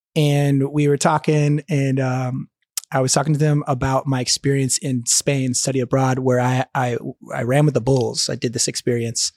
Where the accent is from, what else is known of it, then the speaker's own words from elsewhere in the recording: Atlanta, Georgia, United States; first language English; moved away as an adult; also born or lived in Argentina; I'm from Atlanta, Georgia. Grew up in the States, uh, first language is English